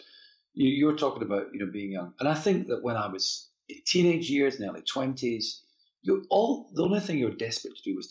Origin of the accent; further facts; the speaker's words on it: Dundee, Scotland, United Kingdom; I grew up in Dundee